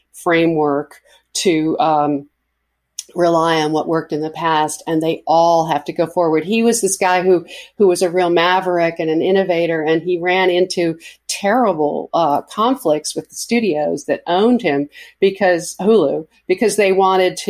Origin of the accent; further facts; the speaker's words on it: New York City, New York, United States; I grew up in New York, so I was a tough kid